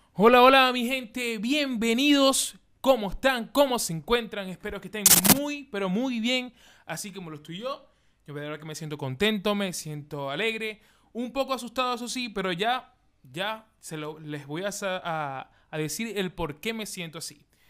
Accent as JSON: {"language": "Spanish", "town": "Maracaibo", "region": "Zulia", "country": "Venezuela", "moved": "yes", "lives_now": "Chile", "said": "yo, que soy de Venezuela, Maracaibo"}